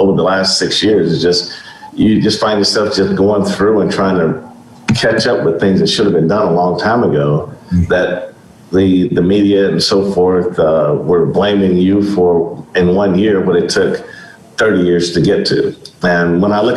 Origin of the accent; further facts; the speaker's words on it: Kansas City, Missouri, United States; also born or lived in Greenville, Mississippi; I grew up in Kansas City. I was by way of Greenville, Mississippi. I moved to Kansas City when I was in second grade.